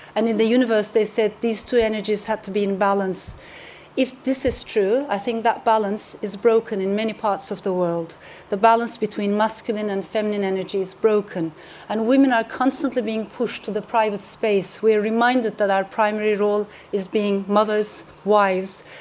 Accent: Turkey; I come from Turkey

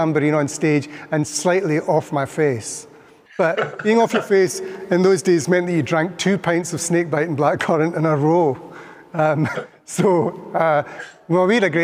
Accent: Scotland, United Kingdom; we are from Scotland

